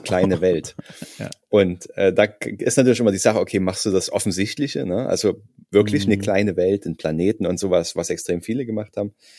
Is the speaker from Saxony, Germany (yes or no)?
yes; Saxony, Germany; ich komme ja aus Sachsen